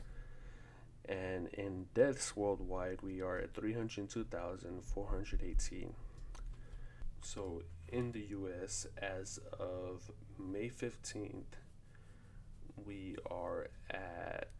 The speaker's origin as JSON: {"language": "English", "town": "Fort Worth", "region": "Texas", "country": "United States", "said": "I am from Fort Worth, Texas"}